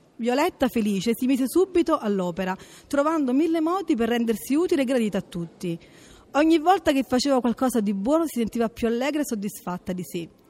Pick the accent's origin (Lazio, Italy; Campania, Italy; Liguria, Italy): Campania, Italy; Naples; vengo da Napoli